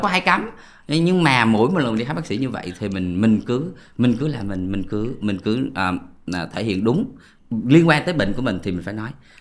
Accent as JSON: {"language": "Vietnamese", "country": "Vietnam", "said": "mình người Việt Nam"}